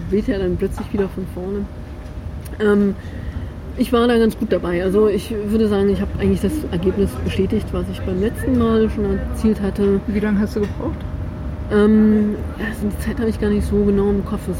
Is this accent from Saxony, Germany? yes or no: yes; Chemnitz, Saxony, Germany; ey, guck mal, ich komme aus Chemnitz